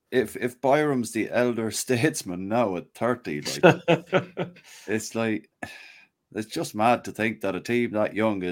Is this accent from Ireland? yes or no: yes; Mayo, Connacht, Ireland; I'm from Mayo